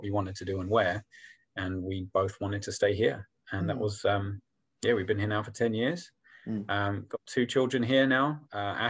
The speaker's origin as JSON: {"language": "English", "town": "Folkestone", "region": "South East England", "country": "United Kingdom", "tie": "born or raised there", "moved": "as an adult", "said": "I was born in England. I was raised in Kent, down in the southeast, and I lived there pretty much from age 5 to about age 28. And that was kind of my world, that church, that town, little town of Folkestone"}